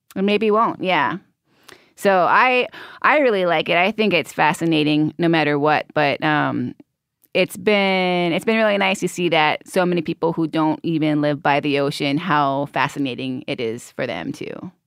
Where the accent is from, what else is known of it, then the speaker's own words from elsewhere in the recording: Hawaii, United States; growing up in Hawaii